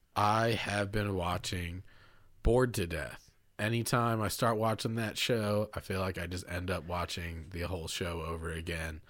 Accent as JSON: {"language": "English", "region": "Kentucky", "country": "United States", "tie": "born or raised there", "said": "it's set in my home state"}